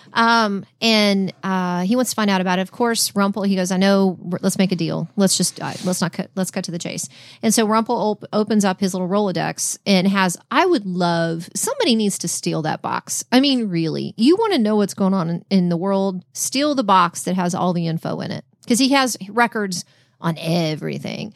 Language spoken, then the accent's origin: English; Texas, United States; we're from Texas. We don't say Downton